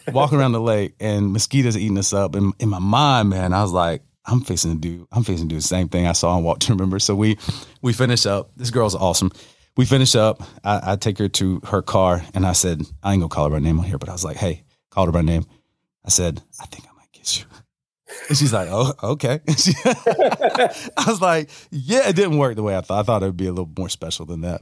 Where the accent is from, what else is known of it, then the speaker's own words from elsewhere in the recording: Newberry, Florida, United States; also born or lived in Gainesville, Florida; I'm born in Gainesville, raised in raised in Newberry